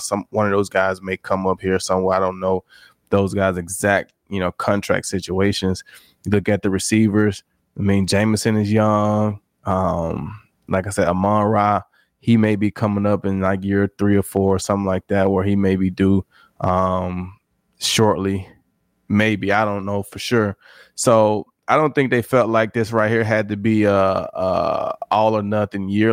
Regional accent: Mississippi, United States; moved away as an adult; also born or lived in Houston / Detroit; I'm from Mississippi

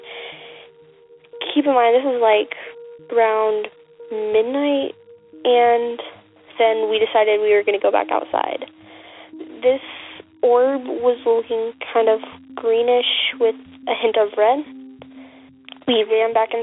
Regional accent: Vernonia, Oregon, United States; I am originally from Vernonia, Oregon

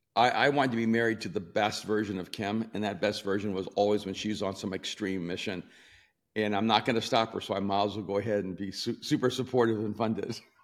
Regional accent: El Salvador; also born or lived in New York / Miami; now in Los Angeles, United States; I'm from El Salvador, lived in New York and Miami.

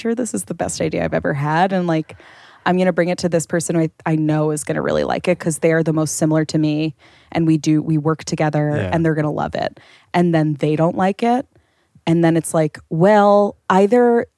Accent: Long Island, New York, United States; moved away as an adult; now in New York, United States; I'm from Long Island, which is very close, but also like miles

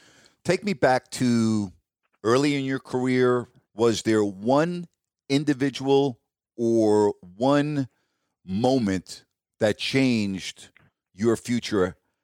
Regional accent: New York, United States; moved away as an adult; Growing up in New York

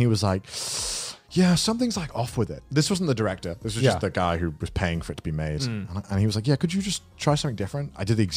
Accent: England, United Kingdom; accent: English, not received pronunciation; my accent is English, right? But it's not received pronunciation

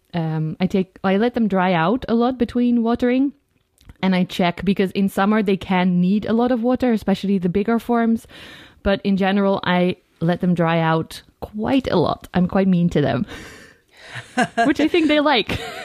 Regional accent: Netherlands; I'm also a yoga teacher and I'm from the Netherlands

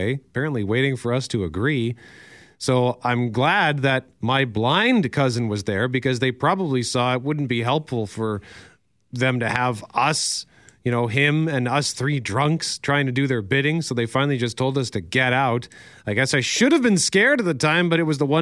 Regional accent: Winnipeg, Manitoba, Canada; also born or lived in Osborne Village, Winnipeg; I grew up in Transcona, and we'll also still think of Transcona as home, even though I now live in Osborne Village

